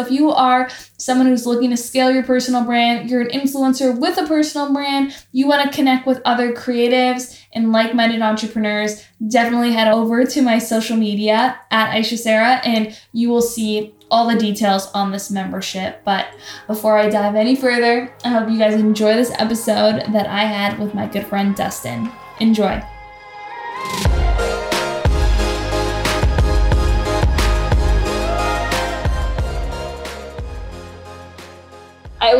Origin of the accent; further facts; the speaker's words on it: Toronto, Ontario, Canada; moved away as an adult; now in Los Angeles, United States; I'm from Toronto, Ontario, Canada